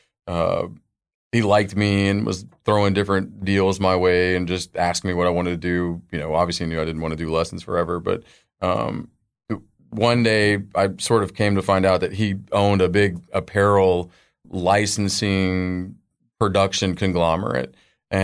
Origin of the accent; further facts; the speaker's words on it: Dallas, Texas, United States; I grew up in Dallas, Fort Worth. Moved around for a little bit.